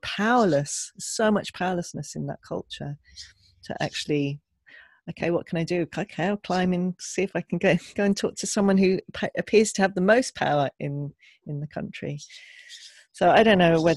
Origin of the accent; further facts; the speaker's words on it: England, United Kingdom; growing up in England